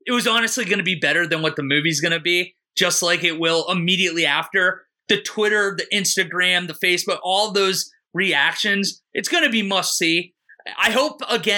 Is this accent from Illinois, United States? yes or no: no; Pittsburgh, Pennsylvania, United States; I am from Pittsburgh